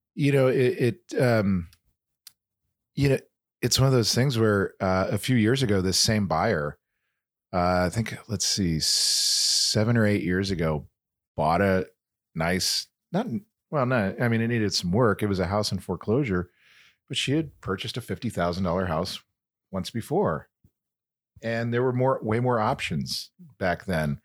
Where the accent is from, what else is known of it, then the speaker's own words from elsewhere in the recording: Kansas City, United States; I'm from Kansas City